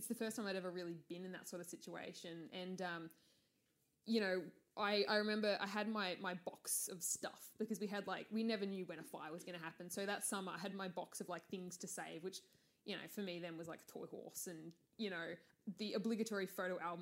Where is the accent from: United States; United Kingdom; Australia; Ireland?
Australia; Latrobe Valley, Victoria; now in Melbourne, Australia; I grew up in Latrobe Valley, which is the state's kind of coal area